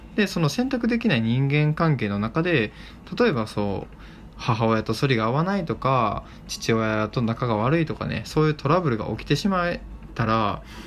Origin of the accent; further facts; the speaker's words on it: Kochi, Japan; 僕の生まれ育った高知県